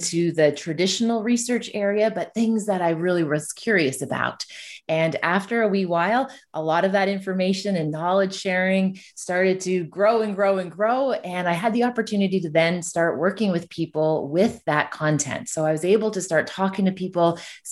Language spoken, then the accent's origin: English; Ontario, Canada; I'm from Canada. So I'm from a community that's tucked between Toronto and Ottawa. So I'm originally from Ontario